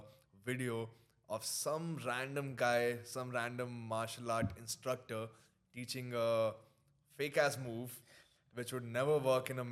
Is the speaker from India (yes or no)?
yes; India; we as an Indian community